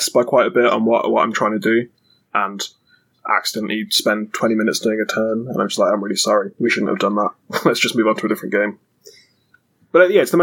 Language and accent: English; England, United Kingdom; we're English?